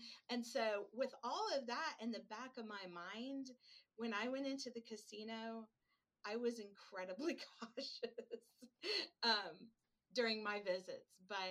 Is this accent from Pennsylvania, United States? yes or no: no; Oregon, United States; and you all know that I'm from Oregon, different animal, right?